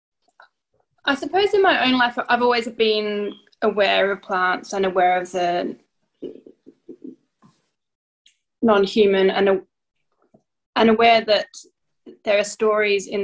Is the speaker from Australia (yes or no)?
yes; Adelaide, South Australia, Australia; now in Norway; I've lived in Adelaide most of my childhood. I lived here and then I ended up in Norway, so I now mostly live in Norway